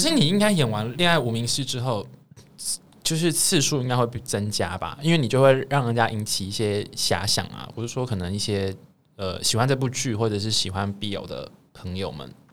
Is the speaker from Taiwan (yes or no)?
yes; Taiwan; 我们台湾人是追求买房